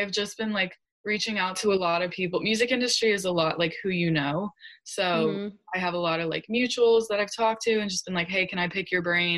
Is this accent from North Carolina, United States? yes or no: no; New York, United States; I'm such a New Yorker at heart